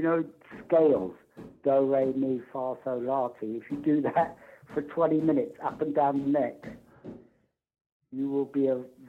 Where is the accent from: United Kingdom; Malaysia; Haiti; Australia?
United Kingdom; London; I said, I come from London.